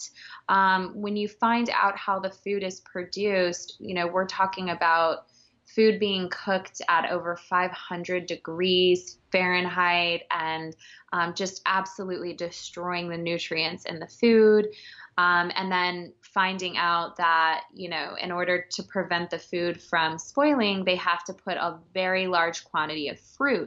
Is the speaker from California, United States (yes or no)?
no; Texas, United States; now in New York City, United States; born and raised in Texas and moved to New York.